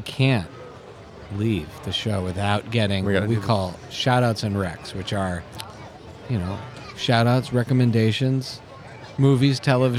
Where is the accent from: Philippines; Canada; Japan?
Canada; Montreal, Quebec; moved away; we grew up in Montreal